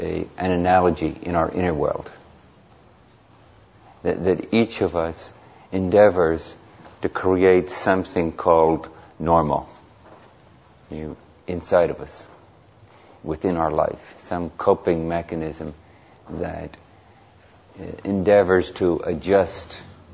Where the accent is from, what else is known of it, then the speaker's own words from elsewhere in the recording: Belfast, Northern Ireland, United Kingdom; moved away; I just returned a couple of weeks ago from Northern Ireland, where I was born. I was born in Belfast